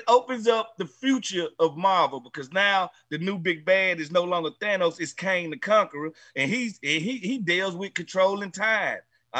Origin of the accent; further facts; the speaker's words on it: Mississippi, United States; I'm from Mississippi.